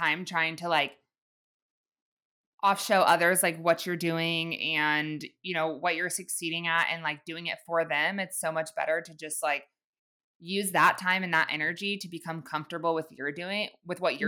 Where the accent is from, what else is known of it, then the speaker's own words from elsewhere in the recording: Kansas City, United States; I'm moving back to my hometown. I was like, I'm moving to Kansas City